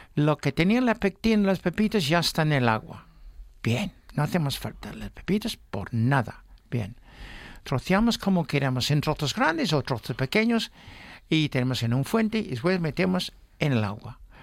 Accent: Newmarket, East of England, United Kingdom; Spanish is a second language; now in Spain; mi pueblo, Newmarket

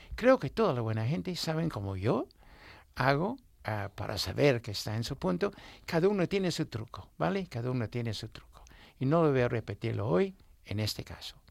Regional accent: Newmarket, East of England, United Kingdom; Spanish is a second language; moved away; iba mucho a mi pueblo, a Newmarket

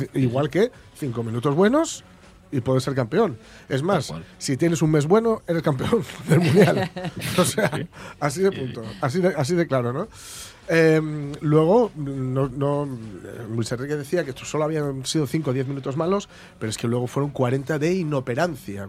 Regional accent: Spain

